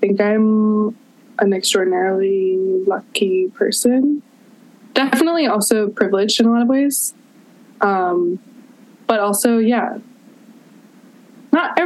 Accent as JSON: {"language": "English", "town": "Boston", "region": "Massachusetts", "country": "United States", "tie": "born or raised there", "also_born_or_lived": "Oberlin, Ohio", "moved": "as an adult", "lives_now": "Chicago, United States", "said": "I grew up in Boston, went to school in Ohio"}